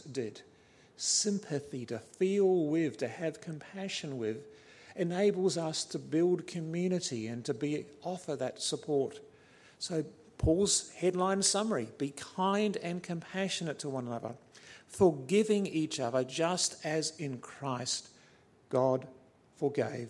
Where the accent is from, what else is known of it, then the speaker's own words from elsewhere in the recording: New Zealand; also born or lived in Australia; I'm fairly passionate in my Kiwi blood as a New Zealander.